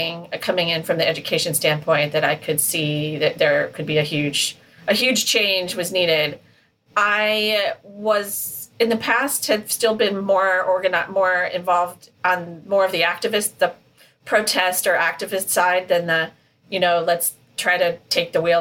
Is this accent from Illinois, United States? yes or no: no; Lincoln, Nebraska, United States; also born or lived in Hill Country, Texas; now in Texas, United States; I was born in Lincoln, Nebraska